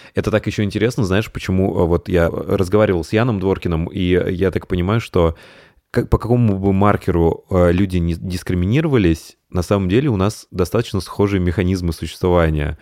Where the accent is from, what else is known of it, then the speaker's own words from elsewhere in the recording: Tambov, Tambov Oblast, Russia; moved away; я родился в Тамбове